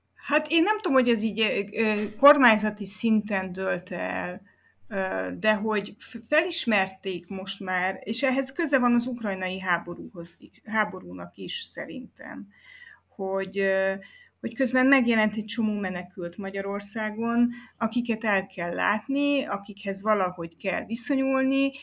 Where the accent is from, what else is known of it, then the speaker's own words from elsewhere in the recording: Romania; én azt mondom, hogy magyar vagyok